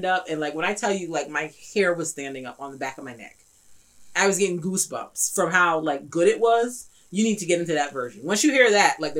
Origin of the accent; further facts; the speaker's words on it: New York, United States; I'm a New Yorker